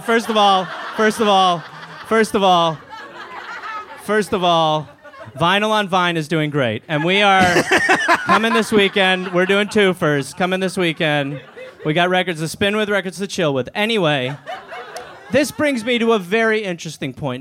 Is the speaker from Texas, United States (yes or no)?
no; Wisconsin, United States; I'm from Wisconsin.